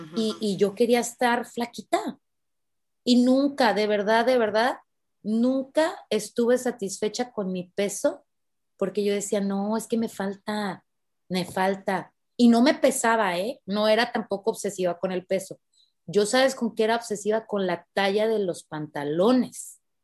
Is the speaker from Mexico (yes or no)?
yes; Mexico; yo soy de México